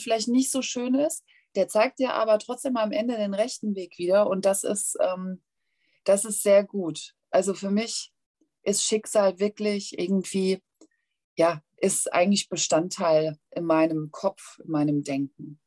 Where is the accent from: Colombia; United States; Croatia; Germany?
Germany; Hanau, Hesse; accent: Hessian; Ich komme aus Hessen. Also ich äh, strenge mich auch gerade mächtig an, nicht hessisch zu babbeln.